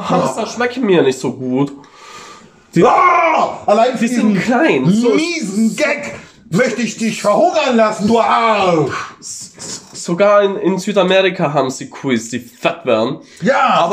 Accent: Italy; Also ich als Italiener, ich denke immer ans Essen.

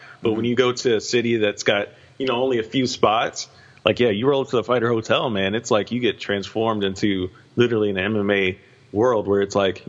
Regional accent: hometown where UFC 228 is held, Texas, United States; yes, another event in my hometown. I don't have to fly anywhere, I don't have to book a hotel, I can just get on the tollway and drive 15 minutes south and I'm there.

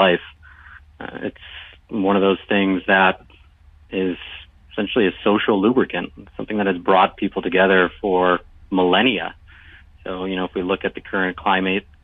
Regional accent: Buffalo, New York, United States; I'm from Buffalo

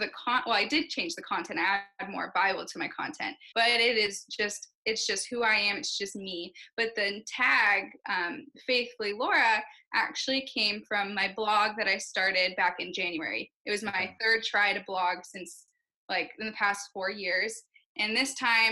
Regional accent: Southern California, United States; moved away as an adult; born and raised Southern California

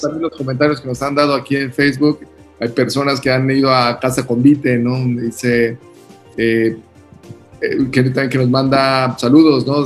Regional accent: Mexico; also born or lived in Mexico City / Oaxaca; nosotros como mexicanos

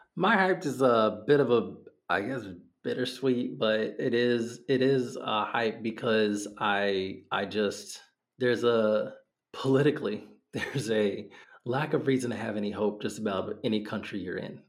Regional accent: Northern Virginia, United States; I grew up in Northern Virginia

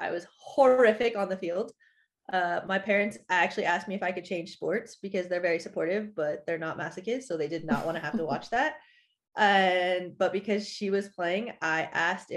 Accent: West Coast, United States; moved away as an adult; also born or lived in Sweden / Italy / Netherlands; now in France; I went to college on the East Coast and I'm from the West Coast

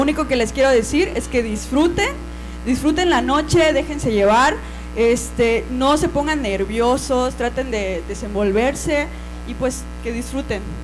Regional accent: Cozumel, Quintana Roo, Mexico; also born or lived in Mérida, Yucatán; yo nací en Mérida, Yucatán, pero a los tres meses de nacida, pues ya me vine para vivir a Cozumel. Entonces soy orgullosamente cozumeleña.

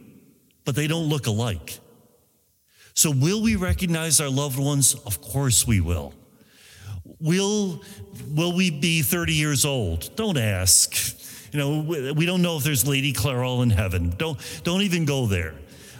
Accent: Buffalo, New York, United States; moved away as an adult; also born or lived in Italy; now in Rome, Italy; I'm from Buffalo

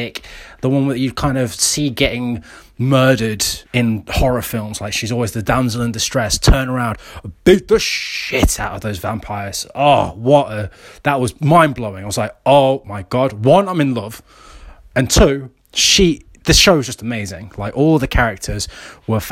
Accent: United Kingdom; I'm British

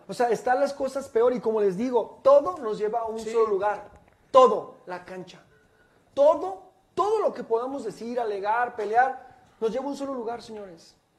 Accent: Guadalajara, Jalisco, Mexico; los que somos de Guadalajara, los que vivimos aquí

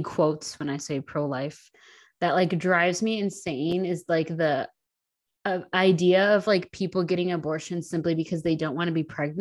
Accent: Wisconsin, United States; born or raised there; moved away

